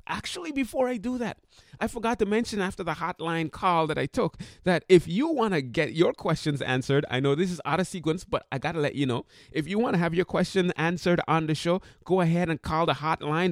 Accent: Sint Maarten; moved away; I went to high school in Saint Martin, and in the high school that I went to in Saint Martin, we had to take languages.

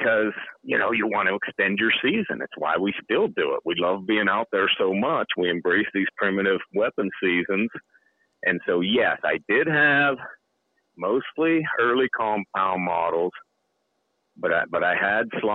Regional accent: Pennsylvania, United States; moved away as an adult; now in Alaska, United States; I grew up in Pennsylvania where there are lots of porcupines

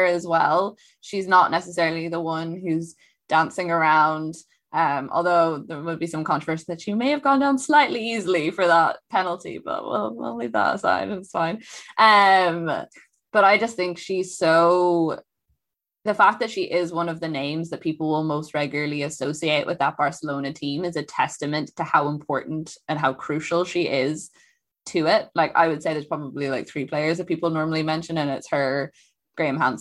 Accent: Ireland; I come from Ireland.

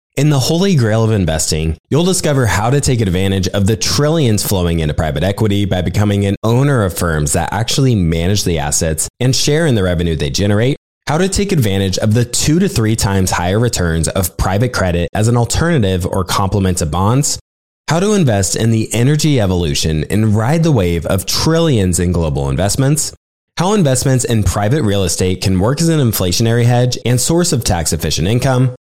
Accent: Nebraska, United States; also born or lived in Lincoln, Nebraska; I'm from Nebraska

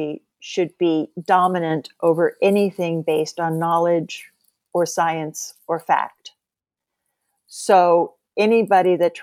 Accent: Oklahoma, United States; also born or lived in Nebraska; I grew up in Oklahoma and Nebraska.

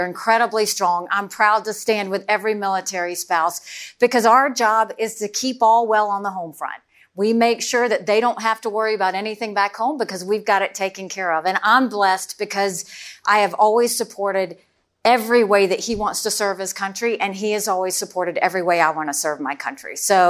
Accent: South Carolina, United States; I mean, it was a small, rural, southern town, 2,500 people, two stoplights.

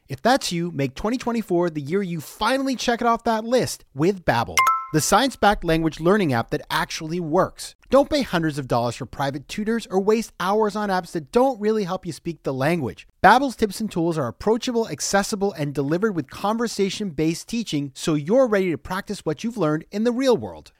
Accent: New England, United States; I grew up in New England

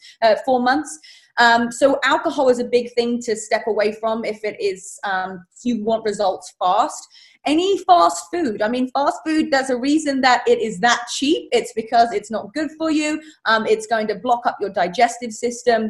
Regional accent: England, United Kingdom; moved away; I'm from England

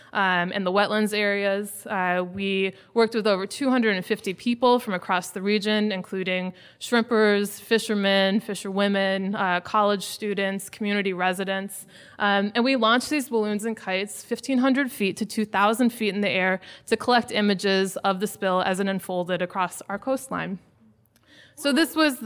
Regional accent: New Orleans, Louisiana, United States; I'm from New Orleans

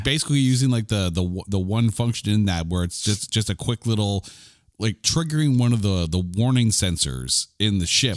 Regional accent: Canada; I'm a Canadian.

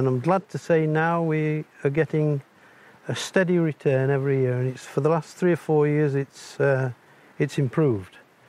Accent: Barnard Castle, North East England, United Kingdom; also born or lived in High Peak, Derbyshire; I'm from England, the north of England, a little place called Barnard Castle.

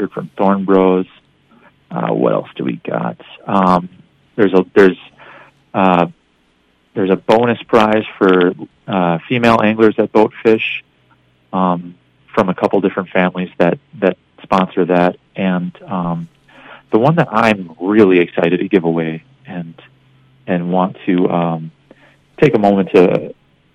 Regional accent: Northwest Wisconsin, United States; I grew up in Wisconsin, Northwest Wisconsin

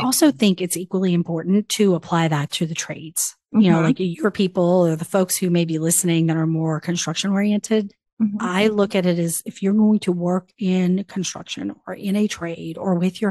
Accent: New Orleans, Louisiana, United States; moved away; also born or lived in Tallahassee, Florida / North Carolina; I grew up in New Orleans, actually right outside of the city, about 10 minutes outside of New Orleans proper.

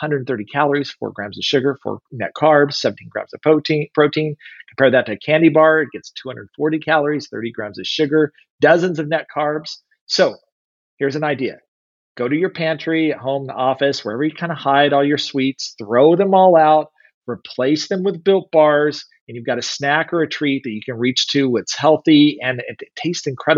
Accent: Kansas City, United States; I'm from Kansas City

